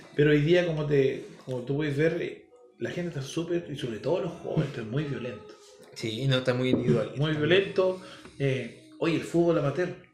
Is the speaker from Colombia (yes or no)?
no; Chile; yo me crié en la Villa Higgins